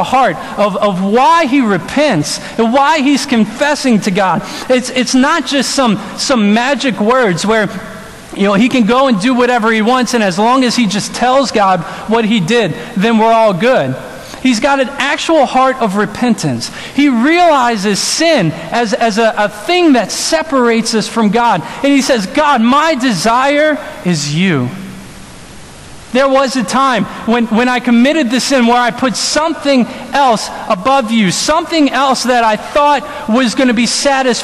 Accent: New Orleans, Louisiana, United States; moved away; I'm from New Orleans

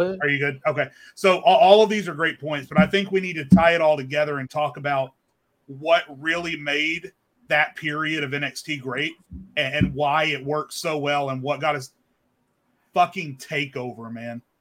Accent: Arkansas, United States; I grew up in Arkansas

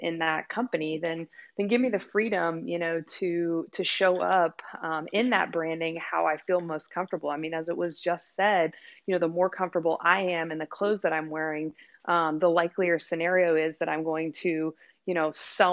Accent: South Louisiana, United States; I grew up in South Louisiana

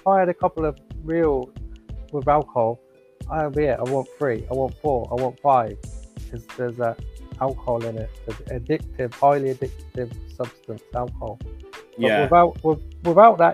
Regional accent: Oxford, South East England, United Kingdom; moved away as an adult; now in Ireland; I'm living in Ireland at the moment. I'm from Oxford

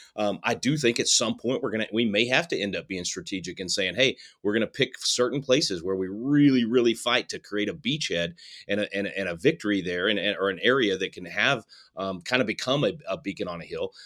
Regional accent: Texas, United States; in my hometown in Texas

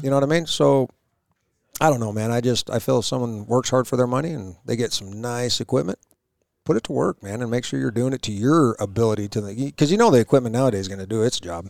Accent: Idaho, United States; Growing up in Idaho, my dad and my grandpa, we go hunting

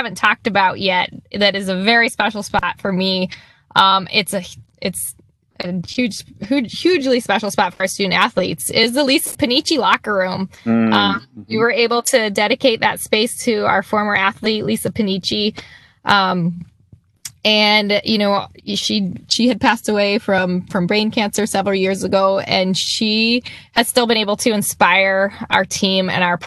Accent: Iowa, United States; now in Wisconsin, United States; I'm from Iowa

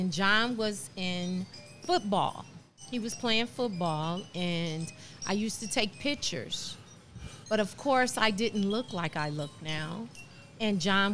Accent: Chicago, Illinois, United States; now in Indianapolis, United States; I was born and raised in Chicago, Illinois. 248 West 61st Place off the Dan Ryan. Ooh. That is where I grew up

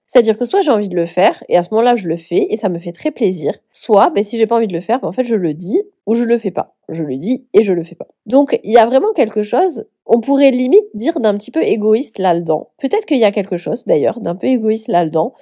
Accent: southern France, France; accent: southern; j'ai un accent du sud

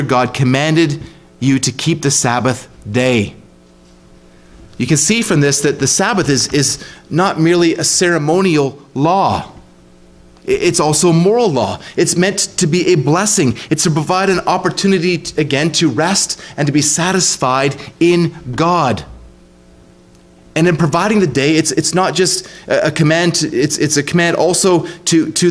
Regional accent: Ontario, Canada; when I was a kid growing up in Ontario

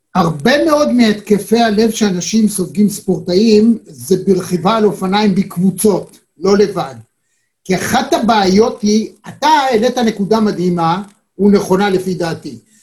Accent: Israel; אנחנו ישראלים

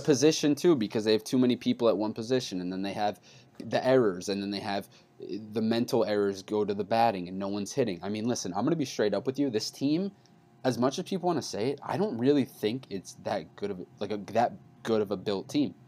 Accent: New York, United States; I'm from New York

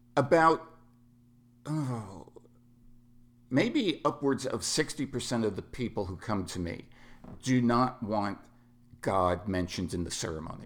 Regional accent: New York City, New York, United States; moved away; also born or lived in Southern California; I was born and raised in New York City, and I am what is known as Bronx Irish Catholic.

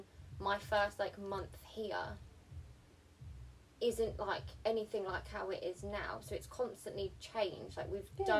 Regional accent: England, United Kingdom; English is a second language; also born or lived in South Africa; we moved to England from South Africa when I was, like, 4, so kind of, like, reception age. I remember I couldn't speak English

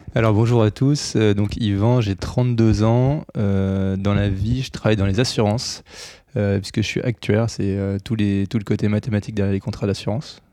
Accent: near Bordeaux, Nouvelle-Aquitaine, France; Dans le sud-ouest, parce que je viens de pas loin de Bordeaux

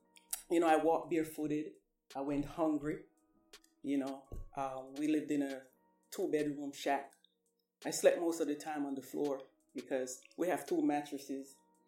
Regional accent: Jamaica; born or raised there; now in United States

